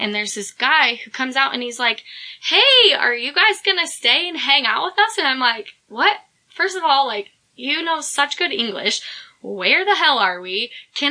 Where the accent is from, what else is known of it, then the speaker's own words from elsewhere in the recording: United States; I'm American